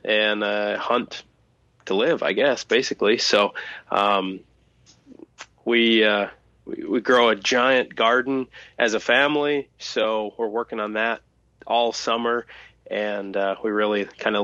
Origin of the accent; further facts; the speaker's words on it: Thief River Falls, Minnesota, United States; I was born and raised in Thief River Falls, Minnesota